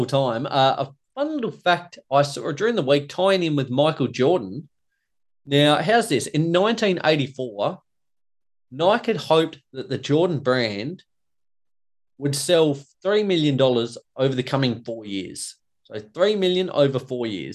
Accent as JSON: {"language": "English", "country": "Australia", "said": "myself, as an Aussie"}